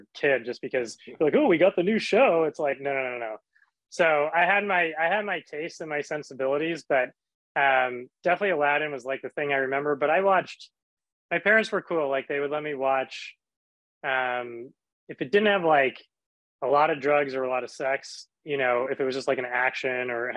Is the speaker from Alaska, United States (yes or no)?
yes; Anchorage, Alaska, United States; when I was born in Anchorage, Alaska